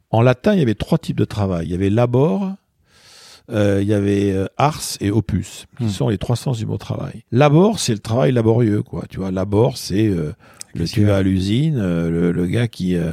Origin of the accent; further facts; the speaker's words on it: Paris, Île-de-France, France; moi je suis parisien, donc je prends un exemple très parisien